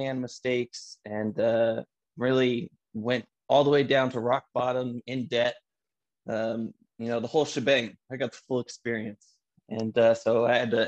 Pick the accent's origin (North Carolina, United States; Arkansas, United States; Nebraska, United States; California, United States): California, United States; Antioch; I grew up in a little city called Antioch, California. It's in the East San Francisco Bay Area